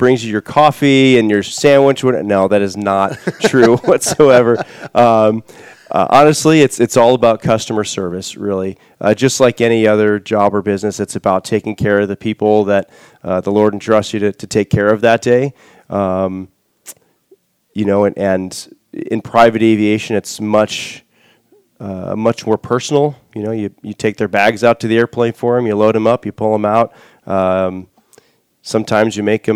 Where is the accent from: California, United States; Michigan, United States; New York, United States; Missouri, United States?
Michigan, United States; moved away as an adult; now in Warsaw, Indiana, United States; I grew up in Michigan